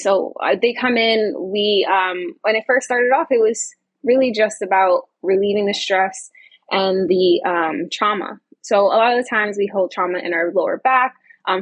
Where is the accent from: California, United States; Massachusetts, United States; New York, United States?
New York, United States; I'm from New York